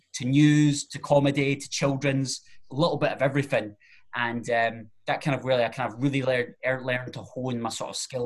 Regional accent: Alloa, Scotland, United Kingdom; I'm originally from Alloa

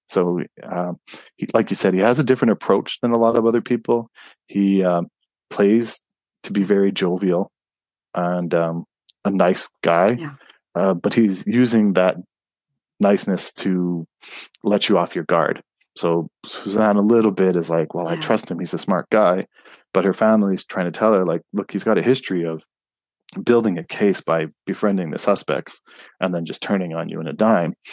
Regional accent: Montreal, Quebec, Canada; I was born in Montreal

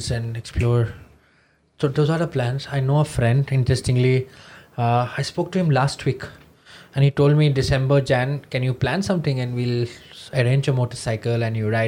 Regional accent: Guwahati, Assam, India; moved away; also born or lived in Delhi; Growing up in Guwahati, Durga Puja was quite big

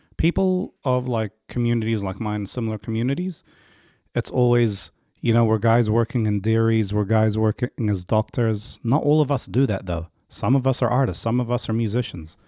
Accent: New Zealand; also born or lived in Africa / Egypt / Ranui; Linfield, where, where I was raised

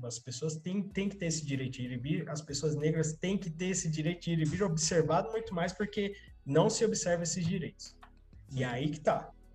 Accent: São Paulo, Brazil; Eu nasci, cresci na zona sul de São Paulo, bairro normalzinho.

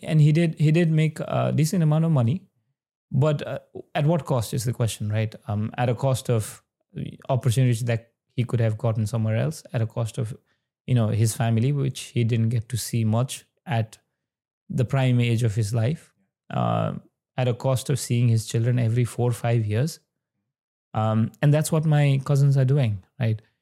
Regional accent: Sankhuwasabha, eastern Nepal, Koshi Province, Nepal; i was born in uh, the eastern part of nepal uh, district called sankwa mm-hmm. and my village would specifically be chiraite

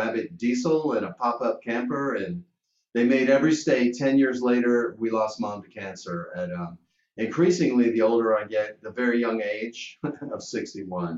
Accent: Lexington, Kentucky, United States; my hometown, Lexington, Kentucky

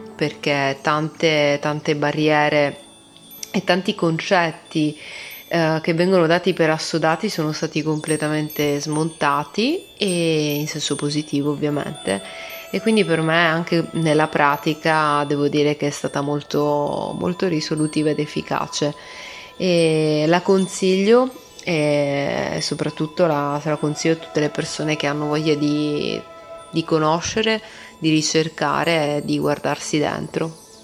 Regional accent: Padua, Veneto, Italy; vengo da Padova, eh, Italia

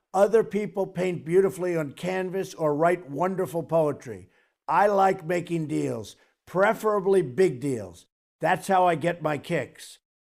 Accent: New York City, New York, United States; growing up in Queens, New York

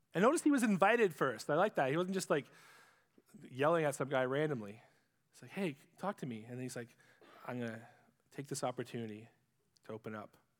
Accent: Ipperwash, Ontario, Canada; also born or lived in Sarnia; where I grew up in Ipperwash

